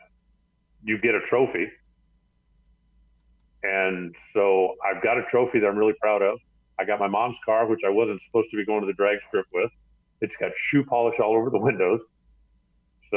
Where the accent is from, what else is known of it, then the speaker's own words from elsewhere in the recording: Tucson, Arizona, United States; I grew up in Southern Arizona. And, you know, Tucson is basically the middle of the desert